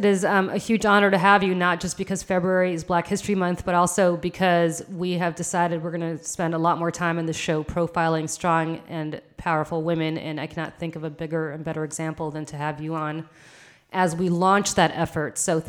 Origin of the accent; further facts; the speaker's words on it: New Jersey's 12th Congressional District, United States; she is my hometown Congresswoman